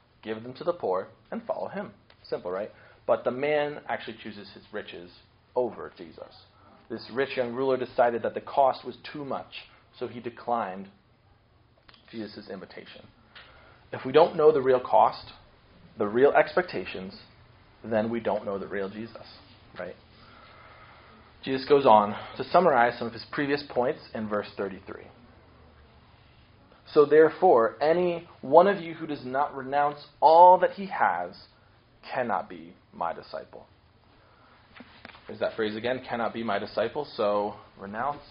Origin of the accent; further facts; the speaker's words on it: Akron, Ohio, United States; I grew up in Akron, Ohio, hometown of LeBron James